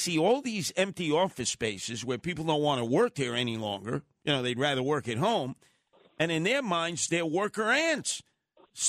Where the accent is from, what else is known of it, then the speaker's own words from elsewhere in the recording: New York City, New York, United States; When I was a kid growing up in Canarsie